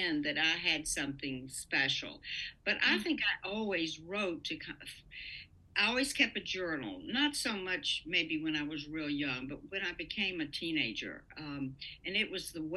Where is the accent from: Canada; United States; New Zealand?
United States; the South; also born or lived in Los Angeles; now in Virginia, United States; I was from the South